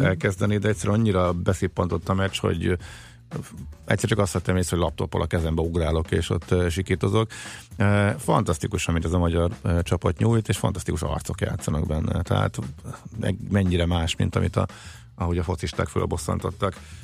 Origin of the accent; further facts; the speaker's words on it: Zalaegerszeg, Zala, Hungary; mint Zalaegerszegi fiúként